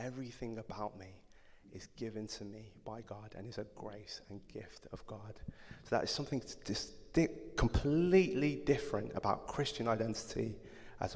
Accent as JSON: {"language": "English", "town": "Codsall", "region": "West Midlands", "country": "United Kingdom", "tie": "born or raised there", "also_born_or_lived": "Nottingham", "accent": "yam yam", "said": "I grew up in Codsall, which is a village, a really nice village outside of Wolverhampton"}